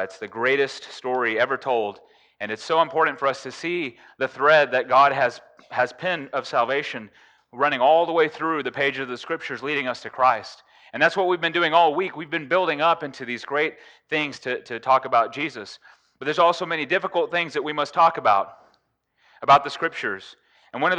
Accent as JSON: {"language": "English", "country": "United States", "said": "I'm from the United States"}